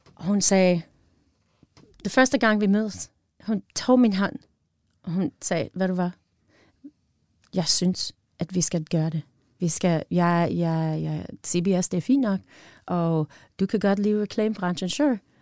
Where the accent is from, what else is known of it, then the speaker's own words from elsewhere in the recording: Wisconsin, United States; Danish is a second language; moved away as an adult; also born or lived in Illinois; now in Denmark; Jeg var født i Illinois. Mm-hmm og øh, i cornfields of Illinois, og så jeg var opvokset i Wisconsin, the Northwoods of Wisconsin